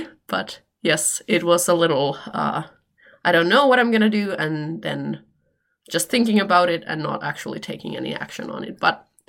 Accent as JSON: {"language": "English", "town": "Helsinki", "region": "Uusimaa", "country": "Finland", "second_language": "English", "said": "from Finland. I live in Helsinki, Finland"}